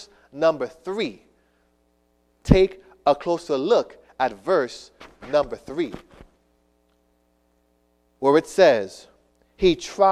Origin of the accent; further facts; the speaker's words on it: Miami, Florida, United States; also born or lived in New York; when I was a young boy growing up in South Florida